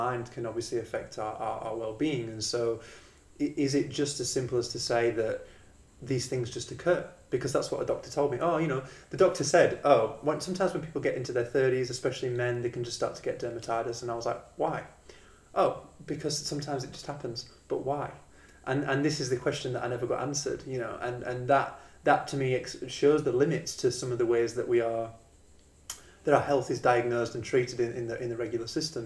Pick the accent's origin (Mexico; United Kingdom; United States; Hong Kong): United Kingdom; England; moved away as an adult; also born or lived in Australia; now in Perth, Australia; So I'm from England originally. I came to Australia about 10 years ago